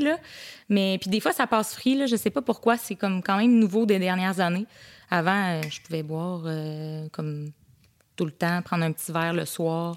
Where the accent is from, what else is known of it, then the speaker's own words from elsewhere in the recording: Saint-Jean-Port-Joli, Quebec, Canada; je viens du coin de Saint-Jean-Port-Joli